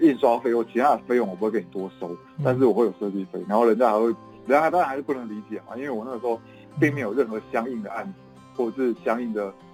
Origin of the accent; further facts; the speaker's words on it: Chiayi, Taiwan; 我是嘉义人